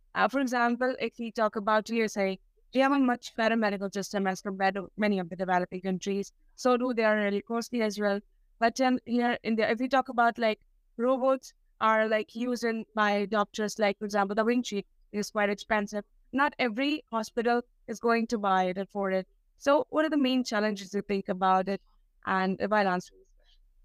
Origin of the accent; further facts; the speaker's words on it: India; I'm from India, and which is a developing country.